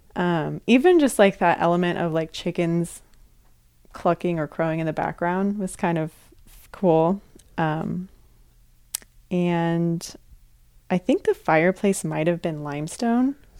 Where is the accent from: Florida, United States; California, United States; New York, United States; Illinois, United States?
California, United States; Sonoma; I'm from Sonoma, which is right next door to Napa